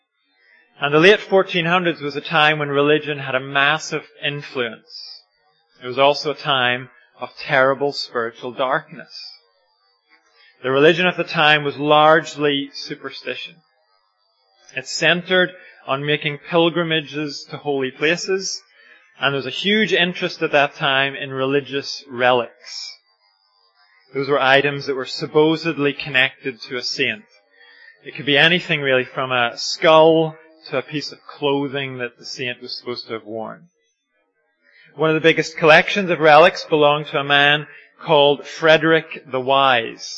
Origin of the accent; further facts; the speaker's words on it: Ireland; I'm Irish